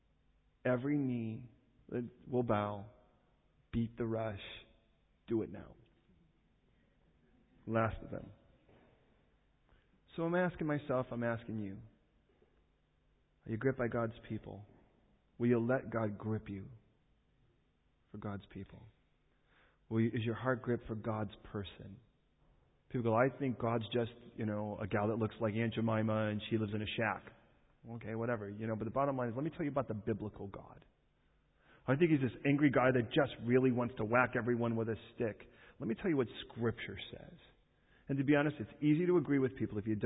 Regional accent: Chicago, Illinois, United States; I was raised in Chicago.

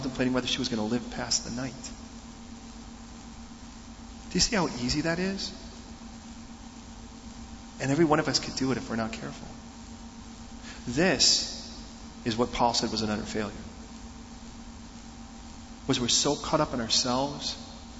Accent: United States; We're from America

